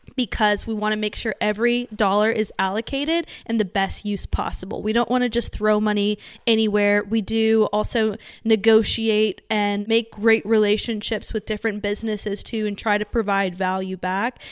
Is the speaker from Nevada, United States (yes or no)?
yes; Las Vegas, Nevada, United States; we're from Vegas, too.